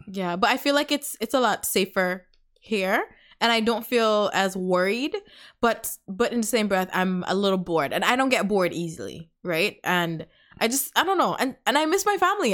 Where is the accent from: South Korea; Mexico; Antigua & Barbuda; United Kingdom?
Antigua & Barbuda; also born or lived in Canada / United States; now in Texas, United States; we're from the Caribbean, guys. I'm from Antigua.